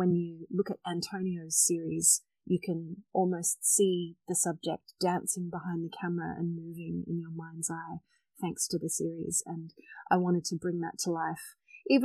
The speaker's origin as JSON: {"language": "English", "town": "Sydney", "region": "New South Wales", "country": "Australia", "moved": "as an adult", "lives_now": "Melbourne, Australia", "said": "I'm originally from Sydney"}